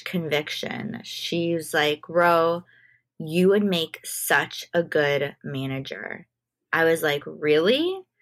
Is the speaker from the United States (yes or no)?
yes; Chicago, Illinois, United States; now in New York, United States; I grew up in Chicago